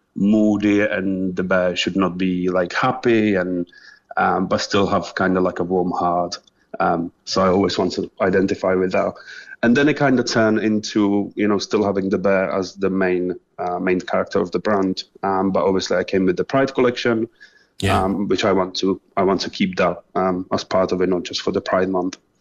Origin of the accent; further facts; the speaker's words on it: Czechia; moved away as an adult; also born or lived in England; now in Cork, Ireland; I'm originally from Czech Republic, um, so I was living just normal childhood really. Uh, before in 2012, I moved to England.